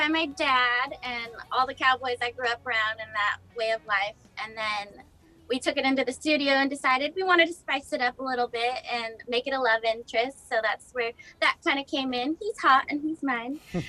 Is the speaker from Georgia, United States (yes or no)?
no; Central California, United States; moved away as an adult; now in Nashville, United States; I'm from Central California, so it's not too far from my home. And I grew up on a grain and cattle ranch